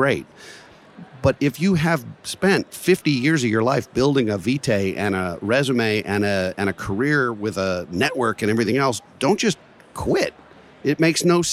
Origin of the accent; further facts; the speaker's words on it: Baltimore, Maryland, United States; Johns Hopkins in Baltimore, my hometown